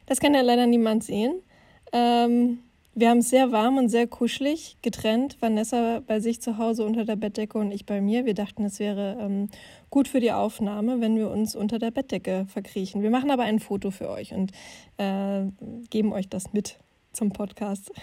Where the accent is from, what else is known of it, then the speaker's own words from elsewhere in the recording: Finsterwalde, Brandenburg, Germany; moved away; in meiner Heimatstadt Fünsterwalde in Südbrandenburg